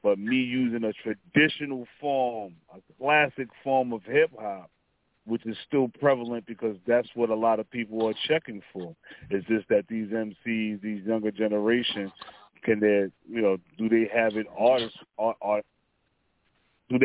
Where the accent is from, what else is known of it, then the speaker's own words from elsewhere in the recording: New York City, New York, United States; I'm from Stapleton, Staten Island. You know what I mean? Born and raised